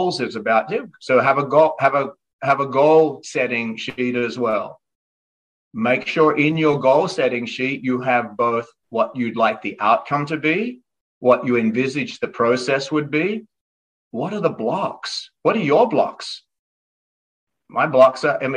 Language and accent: English; Australia; moved away; growing up in Australia